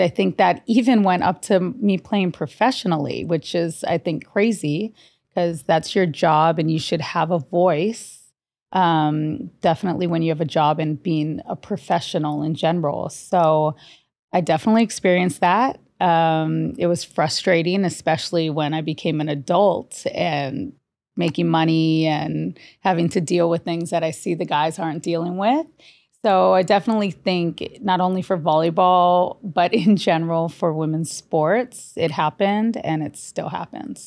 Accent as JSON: {"language": "English", "town": "Honolulu", "region": "Hawaii", "country": "United States", "tie": "born or raised there", "said": "grew up, born and raised in Honolulu, Hawaii"}